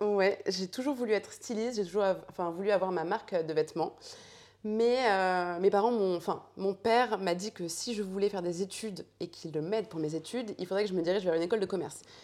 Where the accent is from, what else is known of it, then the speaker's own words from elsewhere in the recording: Chantilly, Hauts-de-France, France; also born or lived in Paris; toute mon enfance, Paris, enfin, Chantilly pour être plus exact